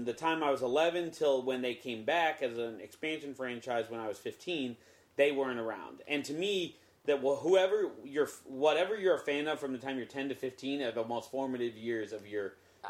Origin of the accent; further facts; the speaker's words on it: Cleveland, Ohio, United States; I grew up in a pretty football crazed part of the country in Ohio. For me, I grew up in Cleveland